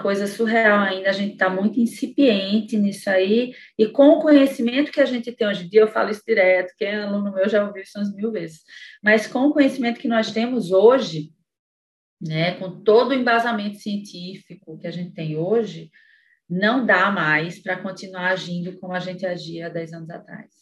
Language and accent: Portuguese; Sobral, Ceará, Brazil; first language English; Portuguese is a second language; moved away as an adult; also born or lived in Fortaleza; Eu, eu sendo uma sobralense, eu ia voltar para minha cidade natal